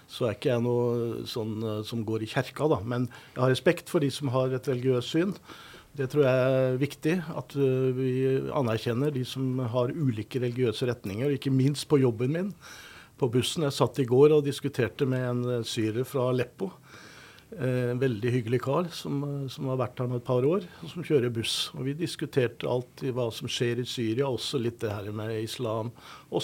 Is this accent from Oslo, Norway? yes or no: yes; Oslo, Norway; now in Trondheim, Norway; når jeg vokste opp i Oslo. Gikk på Grefsen folkeskole.